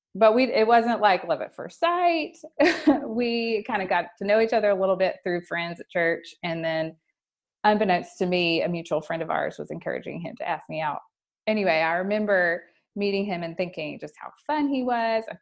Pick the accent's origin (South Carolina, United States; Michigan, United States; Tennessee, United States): Tennessee, United States; Memphis; I grew up here in Memphis, lived here most of my life